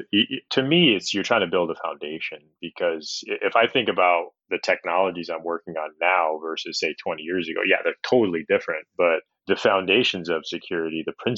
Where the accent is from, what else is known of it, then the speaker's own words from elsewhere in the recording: upstate New York, United States; moved away; I grew up in a pretty homogenous area of upstate New York when I was very young